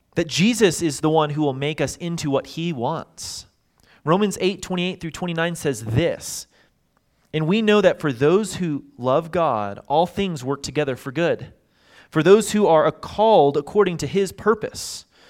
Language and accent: English; Dallas, Texas, United States; I grew up in Dallas